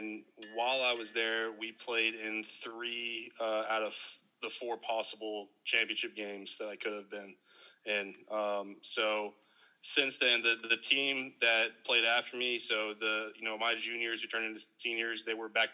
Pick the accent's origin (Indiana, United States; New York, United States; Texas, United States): Texas, United States; Dallas; born and raised in the Dallas Metroplex